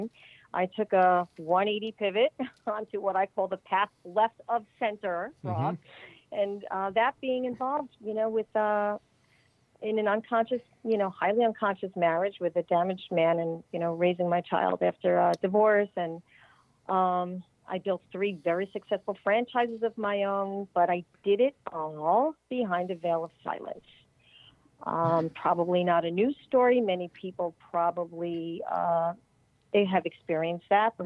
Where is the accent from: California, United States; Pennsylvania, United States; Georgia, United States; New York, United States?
New York, United States; suburbs of; also born or lived in Connecticut; I was raised in the suburbs of New York.